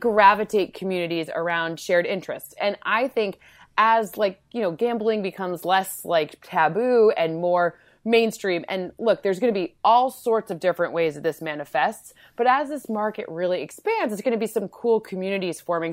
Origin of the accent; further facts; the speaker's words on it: Michigan, United States; moved away; also born or lived in Connecticut / New York; we're both from Michigan